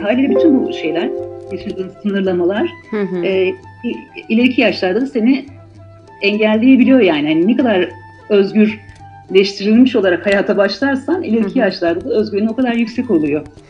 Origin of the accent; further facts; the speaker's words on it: Malatya, Turkey; moved away as an adult; also born or lived in Tatvan / Istanbul / Izmir; ben doğuda e, büyüdüm, e, Malatya'da doğdum. Hı hı. aslında Tatvan'da doğmuşum da Malatyalıyız.